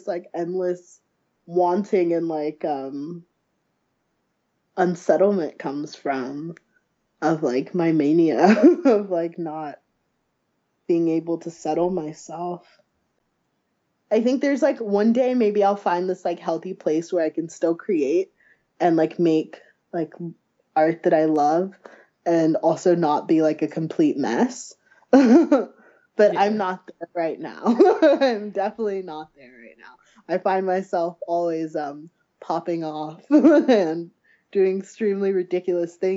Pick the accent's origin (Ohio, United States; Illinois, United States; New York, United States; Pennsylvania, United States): Ohio, United States; moved away; also born or lived in Chicago; I'm from Ohio originally. I just moved back